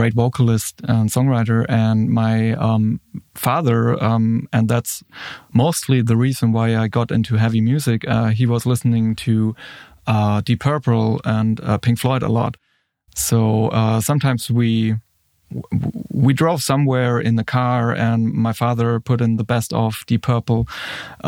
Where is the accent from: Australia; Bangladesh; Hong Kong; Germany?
Germany; Würzburg, Bavaria; here in my hometown, Würzburg